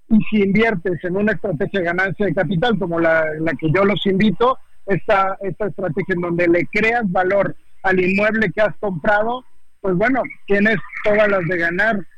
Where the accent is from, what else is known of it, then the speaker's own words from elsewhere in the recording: Mexico; Es que, mira, la verdad es que como mexicanos tenemos las puertas abiertas en España.